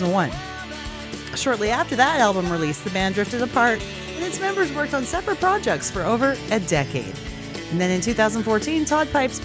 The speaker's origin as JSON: {"language": "English", "country": "Canada", "also_born_or_lived": "Alberta", "said": "I'm from Canada. This is Canadian, and we're in a province called Alberta"}